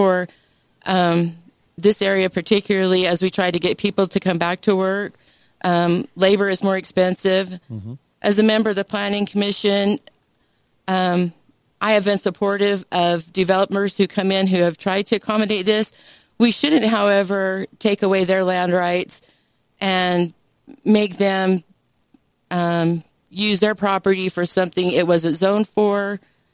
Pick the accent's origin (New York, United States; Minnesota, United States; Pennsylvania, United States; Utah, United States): Utah, United States; Dixie; I am from Dixie